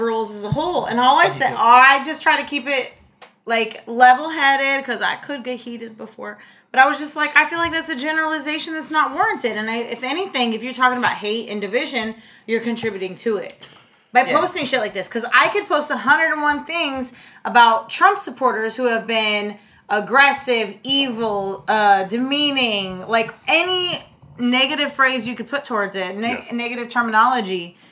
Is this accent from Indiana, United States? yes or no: yes; Indiana, United States; I'm from Indiana.